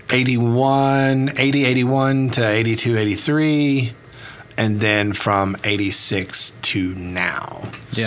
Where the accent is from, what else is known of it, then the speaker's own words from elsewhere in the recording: United States; now in Oklahoma, United States; I was born on the Southeast Gulf Coast. I am from a region of the Southeast Gulf Coast called the Alamis region, which is right on the state line of Alabama and Mississippi